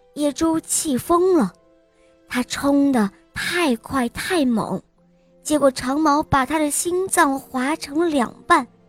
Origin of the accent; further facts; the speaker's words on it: Beijing, China; 我快五岁了，我来自北京